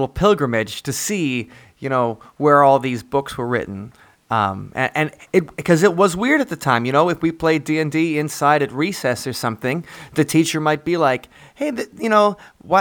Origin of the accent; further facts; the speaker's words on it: Lake Geneva, Wisconsin, United States; I grew up near Lake Geneva, Wisconsin